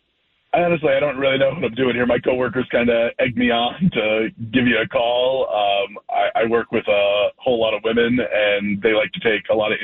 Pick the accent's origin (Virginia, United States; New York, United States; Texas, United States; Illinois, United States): Illinois, United States; Chicago; moved away as an adult; we're actually both from the Chicago area. We moved here for jobs about 10 years ago. We both really love it here, but we miss Chicago